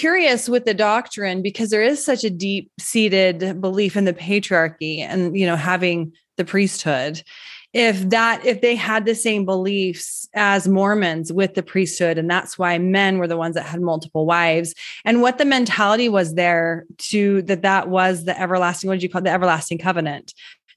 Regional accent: Utah, United States; I grew up in Utah and I knew about the polygamists

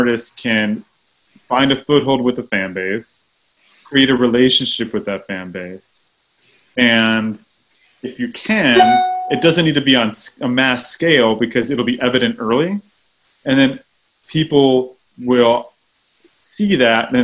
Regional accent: Texas, United States; I grew up in Texas

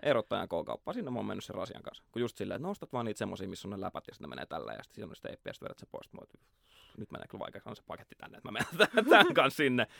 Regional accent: Nurmijärvi, Uusimaa, Finland; Mä oon Nurmijärveltä, Klaukkalasta, Landelta

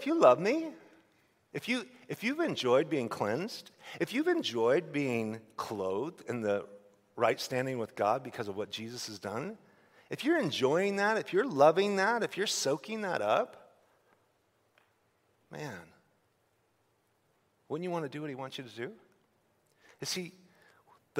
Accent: Idaho, United States; I'm a redneck from Idaho

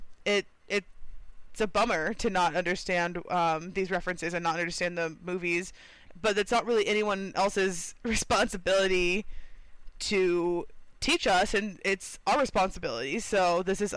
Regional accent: Texas, United States; moved away; we grew up in Texas

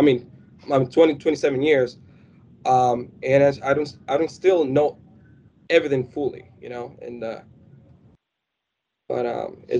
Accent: Dominican Republic; English is a second language; now in United States; I was born in Dominican Republic

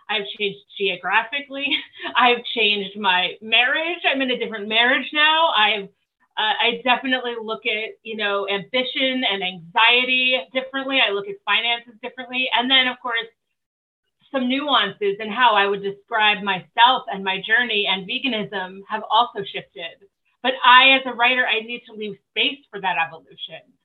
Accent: New Jersey, United States; moved away; also born or lived in Los Angeles; I was living in Los Angeles at the time. I am actually originally from New Jersey

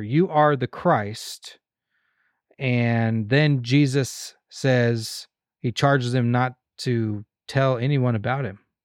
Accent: Arizona, United States; now in Kansas, United States; I am from Arizona

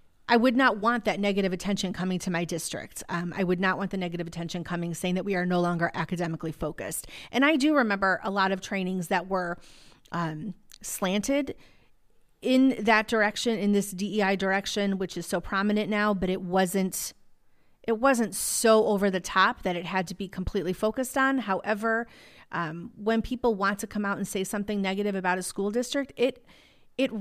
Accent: Illinois, United States; I'm from Illinois

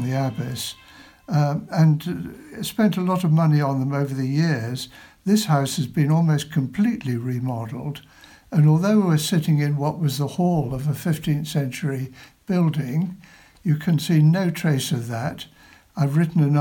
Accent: South Wiltshire, South West England, United Kingdom; born or raised there

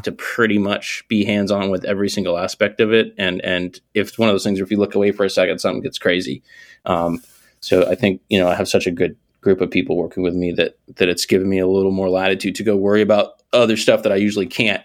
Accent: Northeast, United States; I'm from the Northeast.

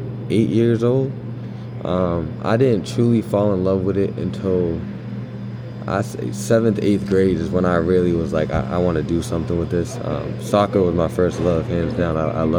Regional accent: Somerville, Massachusetts, United States; I'm from Somerville, Massachusetts

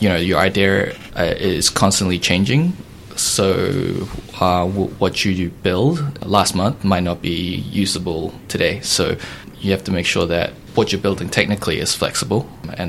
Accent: New Zealand; moved away as an adult; also born or lived in United States / Denmark; I was born and raised in New Zealand.

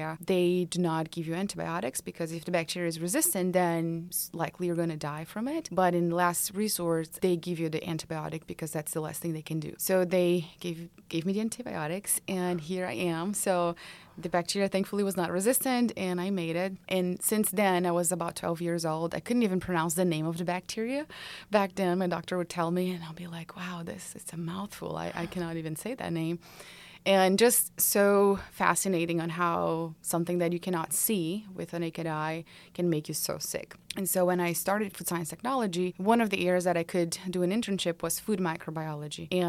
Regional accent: Brazil; now in Georgia, United States; I'm originally from Brazil

